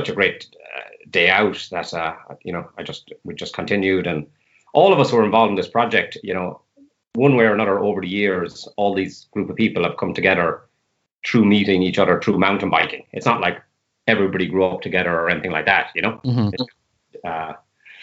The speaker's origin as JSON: {"language": "English", "town": "Limerick", "region": "Munster", "country": "Ireland", "also_born_or_lived": "Scotland", "moved": "yes", "lives_now": "Galway, Ireland", "said": "So I'm living in Galway now. I'm from Limerick originally"}